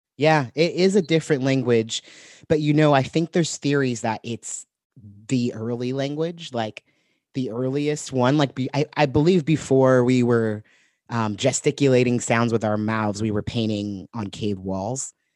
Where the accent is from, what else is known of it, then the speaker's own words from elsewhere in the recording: Santa Barbara, California, United States; moved away as an adult; also born or lived in Portland; I was living in my hometown, Santa Barbara